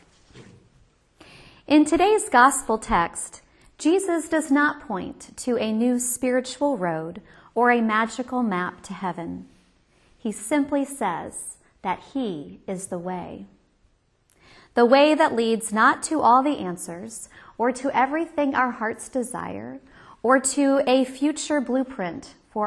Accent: Kansas, United States; I'm from Kansas, where the Wizard of Oz is our formative myth

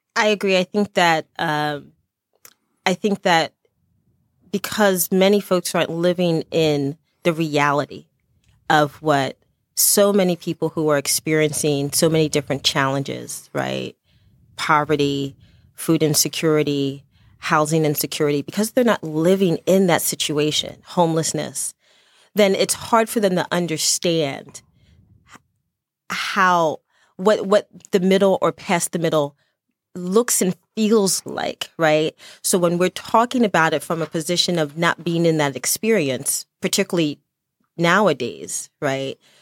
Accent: Chester, Pennsylvania, United States; also born or lived in Lancaster County, Pennsylvania; I was born in Chester, Pennsylvania, and, and all of my family are originally from Dutch country out in Lancaster, Pennsylvania

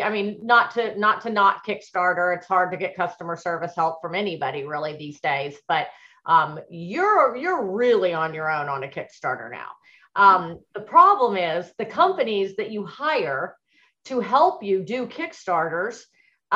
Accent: Texas, United States; moved away; I grew up in Texas

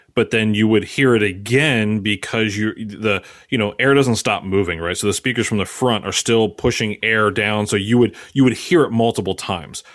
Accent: Maryland, United States; moved away as an adult; now in Philadelphia area, United States; I'm from Maryland. Um, but since I've been an Philly area now for the last ten years

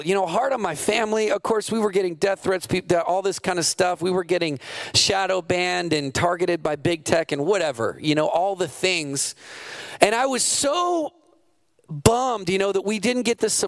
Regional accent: Montana, United States; also born or lived in East Coast / Texas; now in Redding, United States; I grew up in Montana

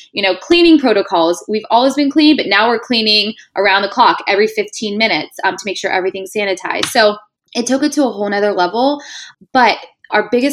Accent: Pittsburgh, Pennsylvania, United States; moved away as an adult; now in New York City, United States; I'm born and raised in Pittsburgh

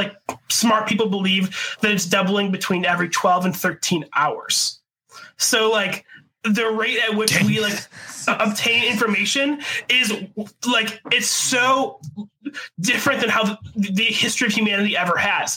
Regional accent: Buffalo, New York, United States; growing up in Buffalo, I feel like Buffalo's like the ugly stepchild of like Canada

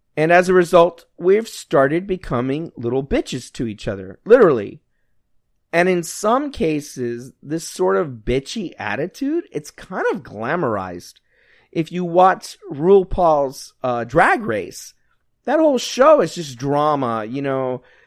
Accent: United States; We're Americans.

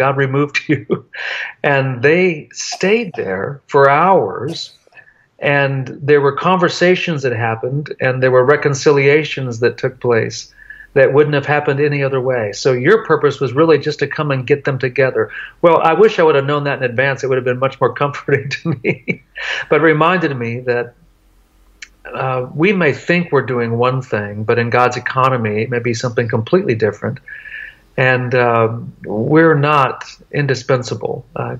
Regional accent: Tartagal, Salta, Argentina; going back to the very town that I grew up in Argentina, a little town called Tartagal. I lived there when I was 5 years old, have really good memories.

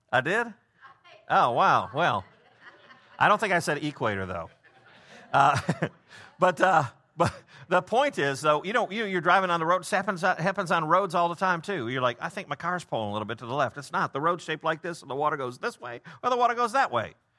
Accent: Prospect Heights, Illinois, United States; I'm from Prospect Heights," but I say I'm from Chicago 'cause it's a twenty-seven minute drive to, to downtown

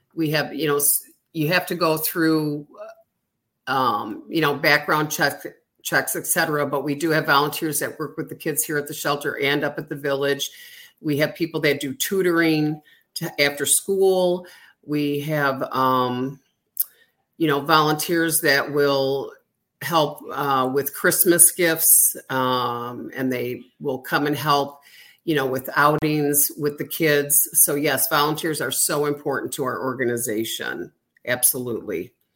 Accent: Illinois, United States; moved away as an adult; now in Florida, United States; moving out of state where I grew up

